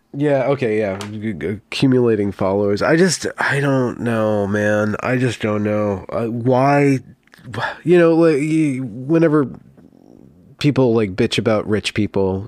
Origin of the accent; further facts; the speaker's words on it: California, United States; I grew up in California